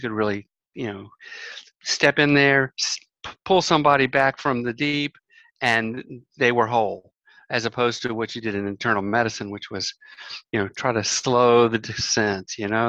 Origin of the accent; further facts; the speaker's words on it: New Jersey, United States; moved away as an adult; also born or lived in Atlanta, Georgia / Duke (North Carolina); Well, I grew up in New Jersey. Actually, my parents were Southerners. So half of my childhood was in Atlanta, and then I moved to New Jersey. But I'm probably a little more Northerner than Southerner.